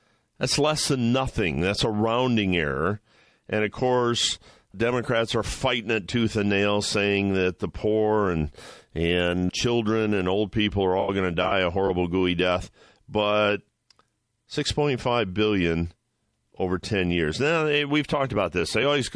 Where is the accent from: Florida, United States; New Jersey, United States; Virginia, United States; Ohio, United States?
Ohio, United States; my home state of Ohio